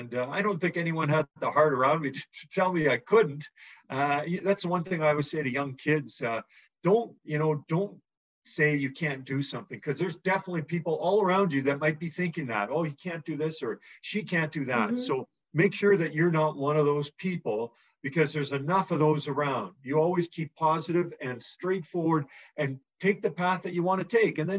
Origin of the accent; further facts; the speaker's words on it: Edmonton, Alberta, Canada; growing up in Edmonton